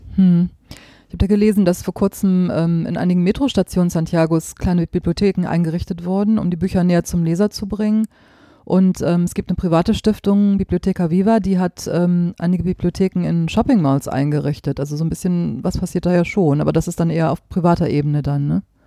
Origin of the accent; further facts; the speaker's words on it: Germany; bei uns in Deutschland